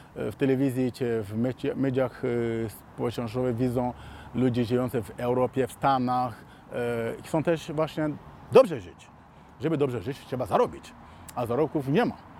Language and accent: Polish; Mali; moved away; also born or lived in Warsaw, Poland; pochodzę z Mali